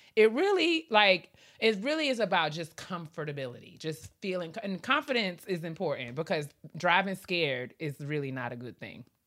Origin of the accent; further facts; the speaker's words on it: New York, United States; I'm from New York